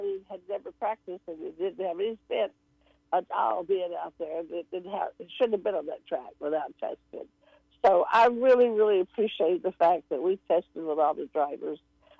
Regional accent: Dalton, Georgia, United States; moved away; I don't forget where I come from. I'm from Dalton, Georgia.

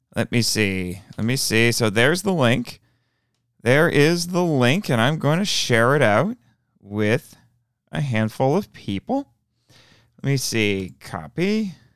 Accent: Indiana, United States; in Indianapolis, the state capitol, for my home state

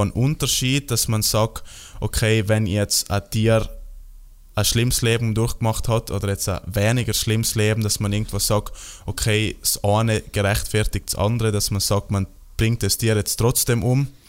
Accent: South Tyrol, Trentino-Alto Adige, Italy; Bei uns, in, bei uns in Südtirol

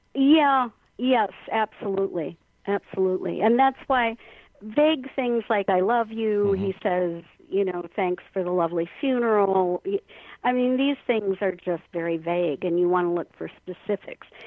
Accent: Minnesota, United States; our home state, Minnesota

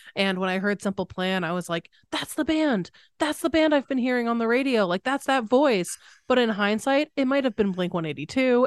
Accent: Connecticut, United States; I grew up in Connecticut

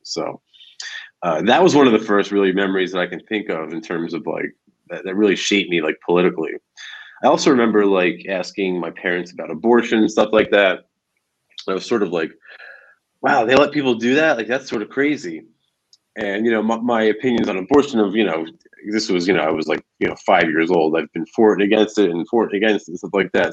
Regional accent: New Jersey, United States; moved away as an adult; now in Florida, United States; I'm I'm originally from Jersey. Uh, I grew up about 15 minutes outside of Lower Manhattan, and I lived there for most of my life.

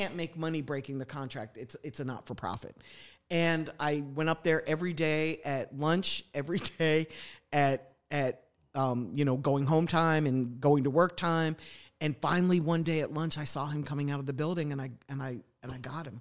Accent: Philadelphia, Pennsylvania, United States; also born or lived in New York; now in Atlanta, United States; I grew up in the suburbs of Philadelphia.

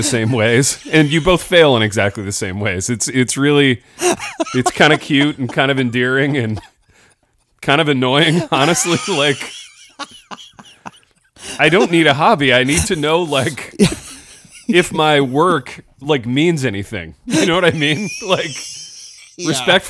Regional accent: Midwest, United States; So as a Midwesterner, we have some tells.

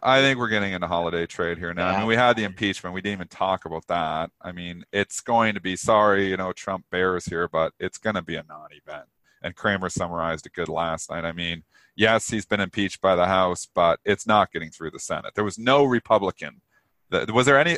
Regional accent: Canada; I'm Canadian

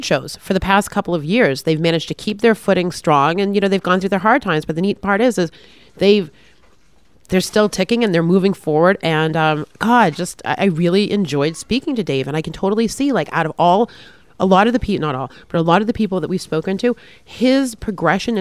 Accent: Marblehead, Massachusetts, United States; moved away; also born or lived in Boston

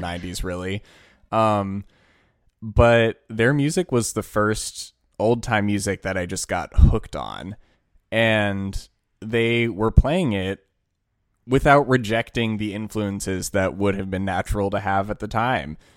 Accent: Washington, District of Columbia, United States; we grew up in Washington, D C.

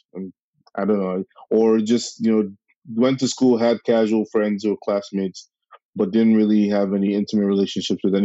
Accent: Nigeria; moved away as an adult; also born or lived in New York, United States; now in New York City, United States; I was born and raised in Nigeria, primary school, secondary school, all the way to like graduating

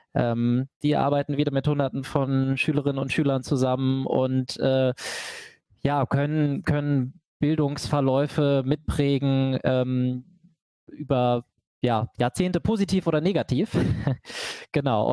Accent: Hanover, Lower Saxony, Germany; ich komme aus Hannover, aber dem Norden von Hannover

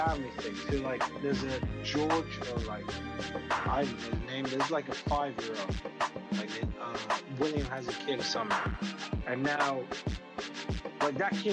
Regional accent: Nigeria; I'm Nigerian

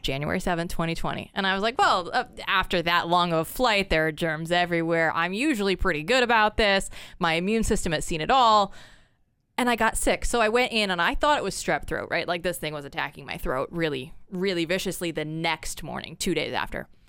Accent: West Des Moines, Iowa, United States; moved away as an adult; also born or lived in Portland, Oregon; born and raised, uh, West Des Moines

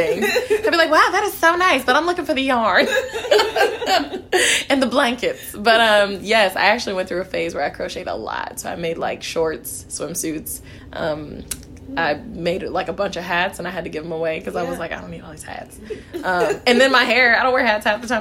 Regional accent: Kansas City, Missouri, United States; I'm from Kansas City, Missouri. I was born in Kansas City, Kansas

